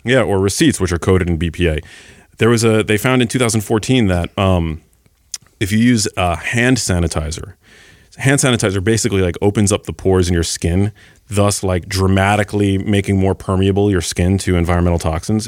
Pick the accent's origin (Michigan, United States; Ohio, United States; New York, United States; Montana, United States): New York, United States; New York City; I grew up in New York City